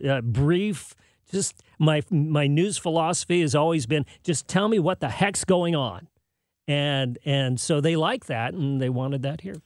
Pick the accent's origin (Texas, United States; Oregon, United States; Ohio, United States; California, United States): California, United States; San Jose; moved away; also born or lived in Chelsea, Massachusetts / Hollywood, California; I grew up in San Jose, California, in Silicon Valley.